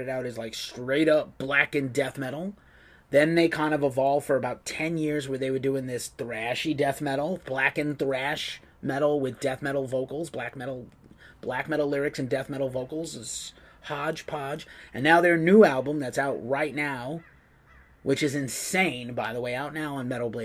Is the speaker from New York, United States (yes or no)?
yes; New York, United States; I'm from New York